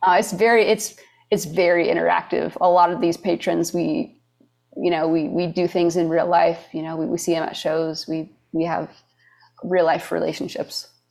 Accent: Michigan, United States; moved away as an adult; also born or lived in Wisconsin; now in Nashville, United States; I was born in Wisconsin, but my parents work at an art school in Michigan

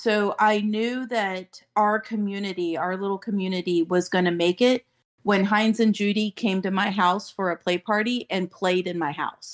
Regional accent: Daytona Beach, Florida, United States; Born and raised in Daytona Beach

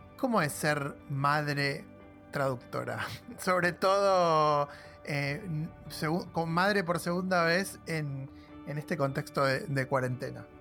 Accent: Argentina; para nosotros como argentinos

